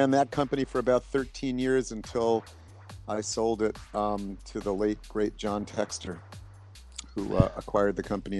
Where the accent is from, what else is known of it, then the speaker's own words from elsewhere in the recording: New York City, New York, United States; born there; But I was born in the South Bronx